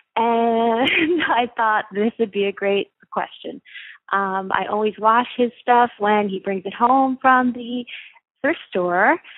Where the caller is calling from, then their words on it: Hawaiian Islands, United States; I am calling you from the Hawaiian Islands